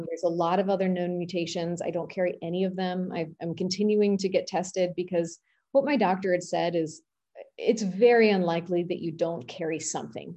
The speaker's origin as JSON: {"language": "English", "town": "Washington", "region": "District of Columbia", "country": "United States", "tie": "born or raised there", "said": "I grew up in Washington, D C, which is the home of Shady Grove Fertility"}